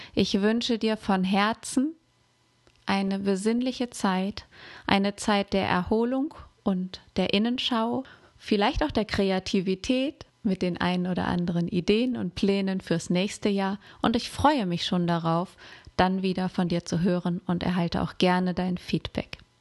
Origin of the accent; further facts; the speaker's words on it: Germany; hier bei uns in Deutschland